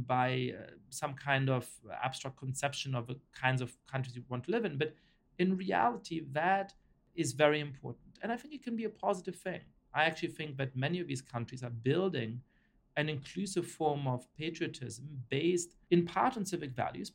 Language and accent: English; Germany; also born or lived in Poland / Italy / France / United Kingdom; now in United States; I was raised in Germany